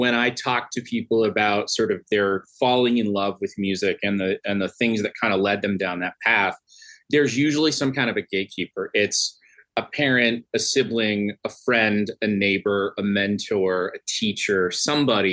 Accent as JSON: {"language": "English", "area": "the Thumb", "region": "Michigan", "country": "United States", "tie": "born or raised there", "said": "I grew up in the Thumb"}